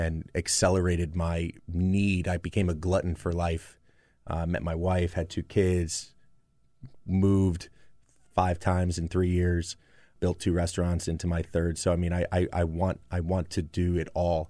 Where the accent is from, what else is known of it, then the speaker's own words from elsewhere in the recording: New Jersey, United States; moved away; my youth growing up in New Jersey